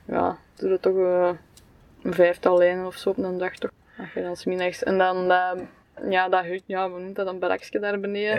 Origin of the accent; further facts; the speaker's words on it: Belgium; Als Belg